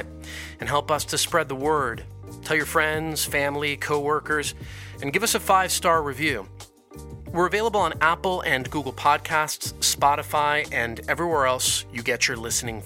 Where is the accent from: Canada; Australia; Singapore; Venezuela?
Venezuela; Caracas, Capital District; moved away; also born or lived in Colombia; I'm Colombian, but I grew up in Venezuela, in Caracas.